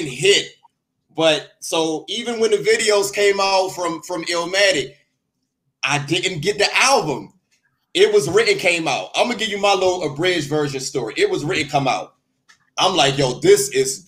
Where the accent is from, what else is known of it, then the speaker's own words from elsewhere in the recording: Washington, District of Columbia, United States; But I'm from Washington, D.C. As you know, I'm from D.C.